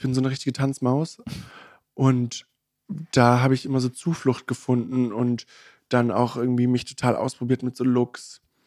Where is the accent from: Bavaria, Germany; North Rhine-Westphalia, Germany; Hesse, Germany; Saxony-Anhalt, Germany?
Saxony-Anhalt, Germany; Magdeburg; now in Berlin, Germany; wir sind ja ursprünglich aus Magdeburg